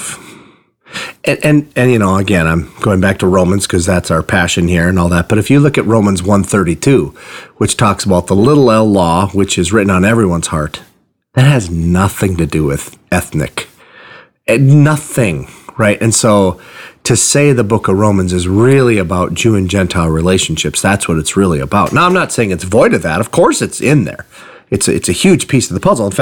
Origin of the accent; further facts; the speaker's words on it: Iron Range, Minnesota, United States; I'm from the Iron Range, and we tend to overstate stuff